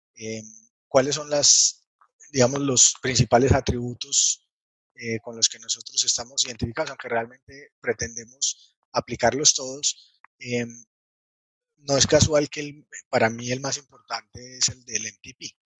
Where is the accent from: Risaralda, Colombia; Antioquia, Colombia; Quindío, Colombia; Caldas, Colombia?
Caldas, Colombia; Manizales; de Colombia, nací en una ciudad pequeña de Colombia que se llama Manizales